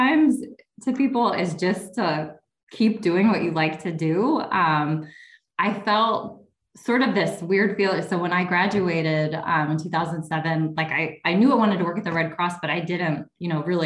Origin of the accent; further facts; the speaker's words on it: Kenosha, Wisconsin, United States; also born or lived in Milwaukee, Wisconsin; close to home where I grew up in Kenosha